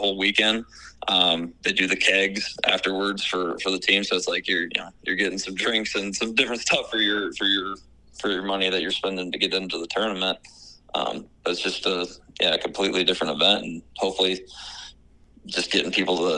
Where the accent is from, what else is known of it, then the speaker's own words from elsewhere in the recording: Gilbertville, Iowa, United States; I grew up in Garrettville, so I wrestled at Don Bosco, went to Iowa State